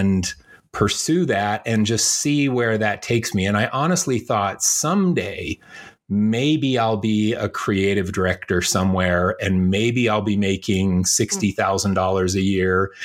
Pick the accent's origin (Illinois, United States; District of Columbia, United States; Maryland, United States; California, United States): Illinois, United States; Chicago; also born or lived in Indiana; I was born in Chicago